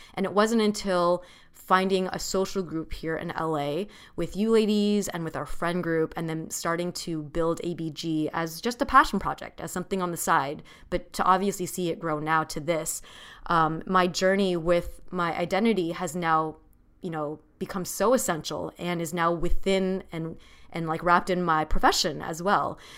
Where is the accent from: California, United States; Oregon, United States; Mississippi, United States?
California, United States; Orange County; I grew up in Orange County, California